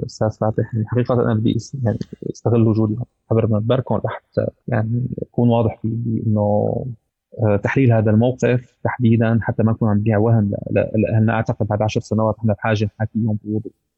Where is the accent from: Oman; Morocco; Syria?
Syria; نحن كسوريين